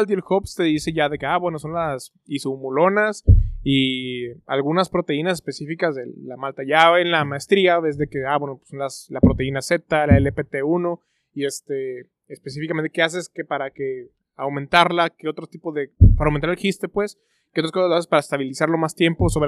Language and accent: Spanish; Mexico; Pero bueno, siendo mexicano, las mexicanadas